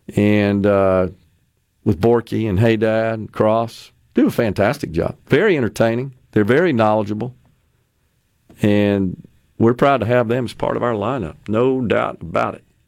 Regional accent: Mississippi, United States; my home state of Mississippi that I love so much

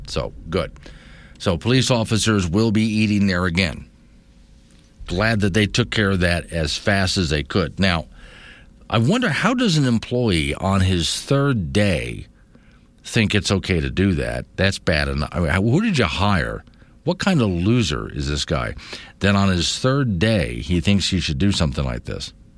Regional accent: the South, United States; now in Wyoming, United States; I'm from the South.

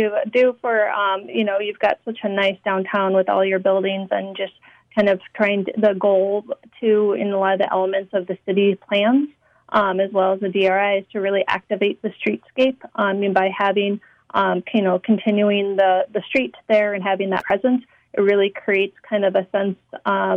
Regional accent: Minneapolis, Minnesota, United States; also born or lived in Syracuse; I am from Minneapolis

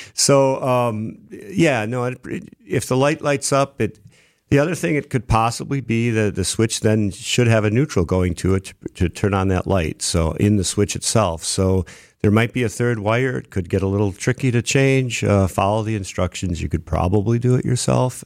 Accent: Brookfield, Wisconsin, United States; also born or lived in Milwaukee; I grew up in Brookfield, and then I, I moved into the city

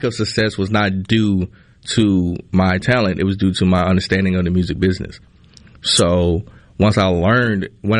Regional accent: Kilmichael, Mississippi, United States; moved away as an adult; now in Philadelphia, United States; I grew up in Kilmichael, which is even smaller than Philadelphia

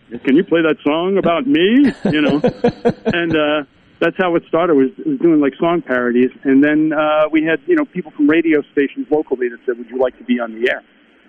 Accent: Mattituck, New York, United States; moved away as an adult; But yeah, I grew up on Eastern Long Island. Folks know where that is, right off of New York. Actually, it's a very small town in Long Island.

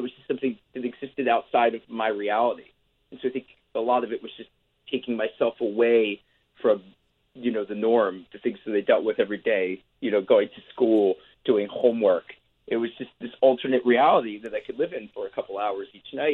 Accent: Philadelphia, Pennsylvania, United States; where I grew up in Philadelphia, Pennsylvania

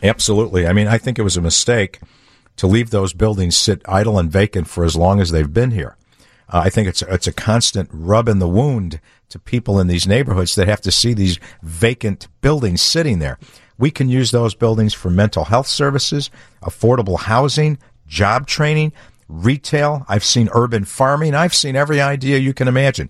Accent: Chicago, Illinois, United States; I'm a lifelong Chicagoan. I grew up on the Southwest side

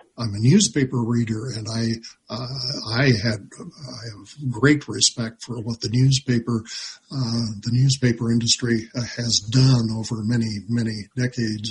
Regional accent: Libby, Montana, United States; I grew up in Libby, so as a high schooler

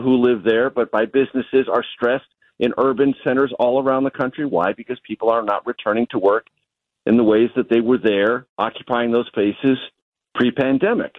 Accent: San Diego, California, United States; moved away as an adult; also born or lived in Amarillo, Texas; I grew up in San Diego, so I didn't grow up with cowboy boots

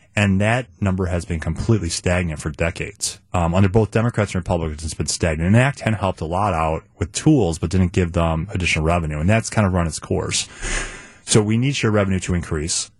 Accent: Chicago, Illinois, United States; moved away as an adult; now in Milwaukee, United States; I grew up in Chicago, by the way. I, my first twenty years of my life were in Chicago

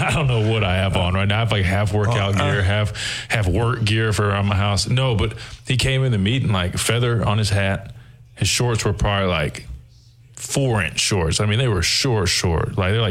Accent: Alabama, United States; Yeah, he was very well aware that I came from Alabama.

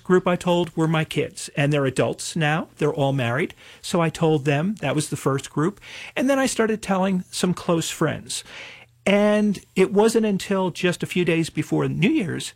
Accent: Cranford, New Jersey, United States; also born or lived in Elizabeth, New Jersey; in Cranford, my hometown

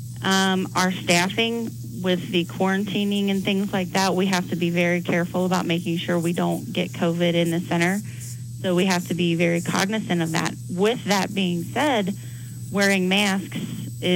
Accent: Cincinnati, Ohio, United States; moved away as an adult; now in Cheyenne, United States; I'm actually from Cincinnati, Ohio, and just moved here a year ago this week

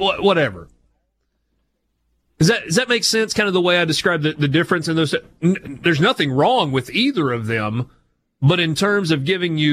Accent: North Dakota, United States; moved away; growing up in North Dakota

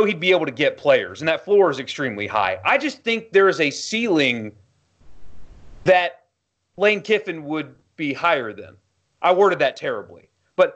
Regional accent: South Carolina, United States; moved away; I grew up in South Carolina, and then immediately after college, I started working in media.

